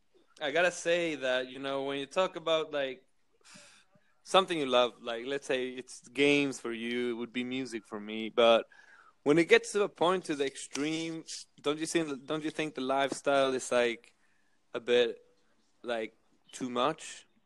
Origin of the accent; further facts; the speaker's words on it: Sweden; now in Berlin, Germany; My lifestyle. I live in Berlin.